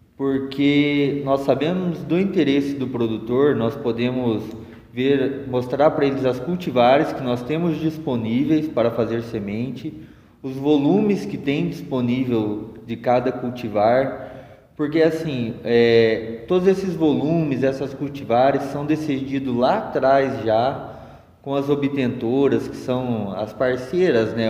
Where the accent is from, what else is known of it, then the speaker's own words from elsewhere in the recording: Londrina, Paraná, Brazil; moved away; Sou da região de Londrina